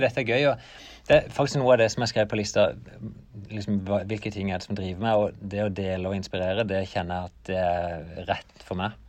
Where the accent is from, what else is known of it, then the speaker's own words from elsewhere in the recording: Norway; jeg kom fra Norge